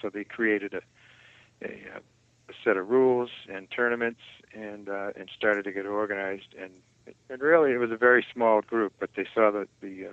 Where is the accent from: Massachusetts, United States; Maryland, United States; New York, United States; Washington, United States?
Massachusetts, United States; North Shore of Boston; now in Kentucky, United States; I was born and raised on the North Shore of Boston